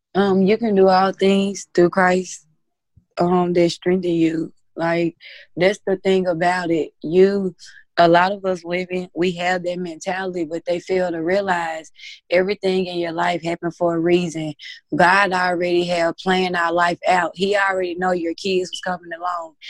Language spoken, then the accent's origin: English; Mississippi, United States; I am from Mississippi.